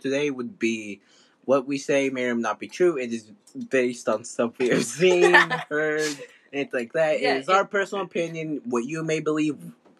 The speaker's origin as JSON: {"language": "English", "country": "United States", "tie": "born or raised there", "said": "Yeah, I'm not from Mexico, I was born here in the U.S."}